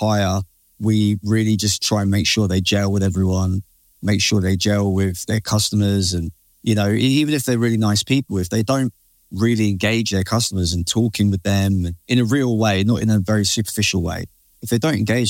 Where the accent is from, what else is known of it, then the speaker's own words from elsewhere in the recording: United Kingdom; we're British, man.